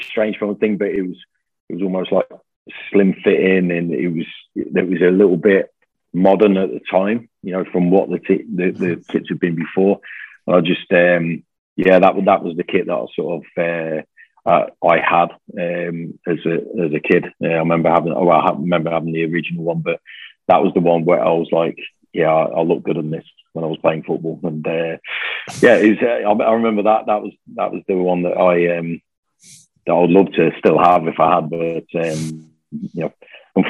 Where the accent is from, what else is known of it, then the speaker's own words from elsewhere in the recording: Coventry, West Midlands, United Kingdom; now in Glasgow, United Kingdom; I was born in Coventry